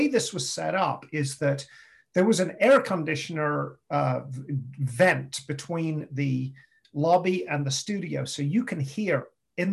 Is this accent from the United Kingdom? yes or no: yes; England, United Kingdom; moved away as an adult; also born or lived in St. Louis / West Virginia / Atlanta, Georgia; I'm from England